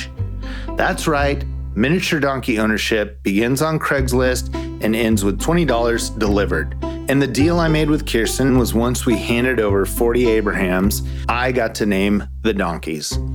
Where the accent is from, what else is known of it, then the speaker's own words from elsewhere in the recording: Southern California, United States; moved away as an adult; also born or lived in Waco, Texas; a kid growing up in Southern California